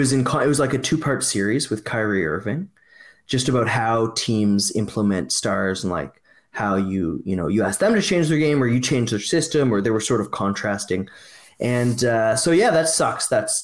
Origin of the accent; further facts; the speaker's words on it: Nova Scotia, Canada; I'm from Nova Scotia.